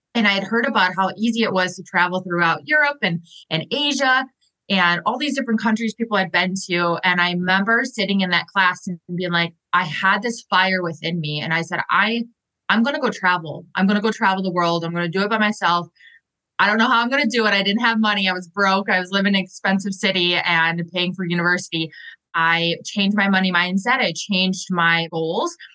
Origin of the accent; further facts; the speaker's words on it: Milwaukee, Wisconsin, United States; moved away as an adult; also born or lived in Arizona / Chicago; my hometown in Milwaukee, Wisconsin, in the US